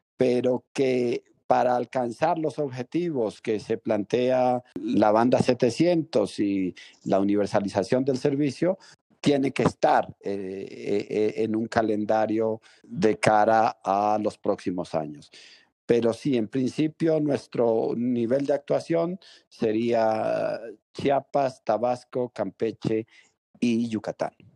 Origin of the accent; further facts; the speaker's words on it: Pueblo Llano, Mérida, Venezuela; moved away; a mi pueblo natal. Yo nací en Pueblo Llano, Mérida, Venezuela, que es una comunidad rural